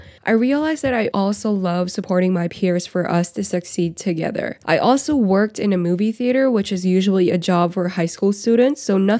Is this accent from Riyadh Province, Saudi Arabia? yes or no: yes; Riyadh, Riyadh Province, Saudi Arabia; I grew up in Riyadh, Saudi Arabia, but we followed the Philippine curriculum.